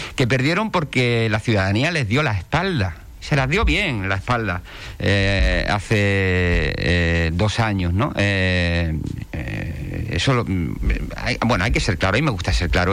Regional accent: Ceuta, Spain; now in Puerto del Rosario, Spain; soy de Ceuta, nacido en Ceuta

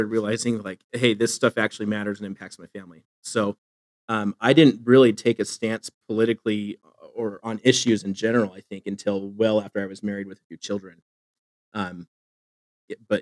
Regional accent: Phoenix, Arizona, United States; moved away as an adult; also born or lived in Boise, Idaho; now in Eastern Idaho, United States; I'm from Phoenix. And so I moved from Phoenix to Boise and then from Boise to where I am in Eastern Idaho

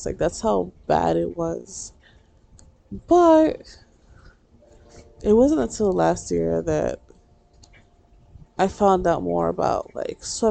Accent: New York, United States; I'm from New York

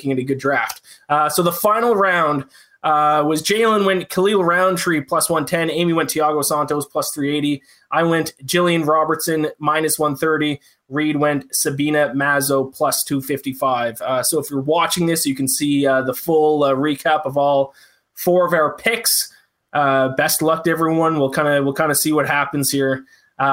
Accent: Canada; I'm Canadian

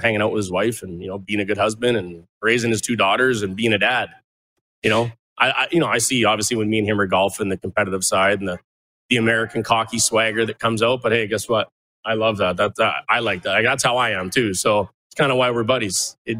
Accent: Chestermere, Alberta, Canada; my hometown here, Chestermere, Alberta. Outside of Calgary

